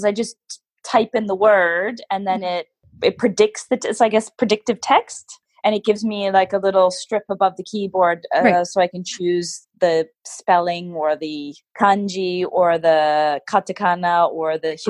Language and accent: English; Canada; also born or lived in United Kingdom; now in Japan; And then being Canadian, I also speak French. So my mom is from Quebec. So we didn't speak French at home, but we started learning French quite early.